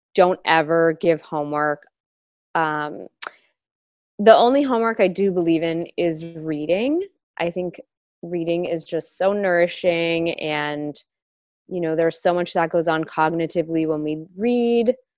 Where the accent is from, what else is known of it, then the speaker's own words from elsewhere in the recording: Los Angeles, California, United States; I was born and raised in Los Angeles